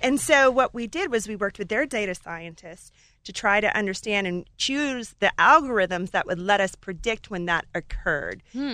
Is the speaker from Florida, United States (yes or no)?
no; Alaska, United States; moved away as an adult; I grew up in Alaska in a gold mine